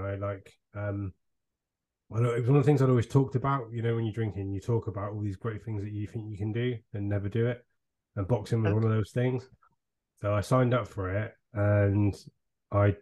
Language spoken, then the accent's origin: English; Devon, South West England, United Kingdom; We're from Devon